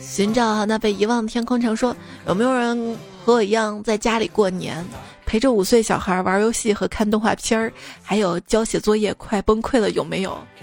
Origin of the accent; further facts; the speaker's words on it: Xi'an, Shaanxi, China; 我是西安人